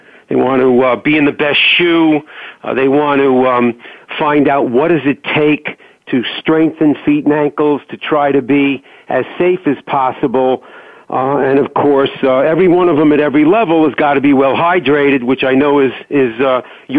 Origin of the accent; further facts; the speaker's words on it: New York, United States; now in Chicago, United States; Actually, Sharon, I'm a New Yorker, but I've been in the Midwest like for, three, four decades. But I do practice my New York accent at least once a week.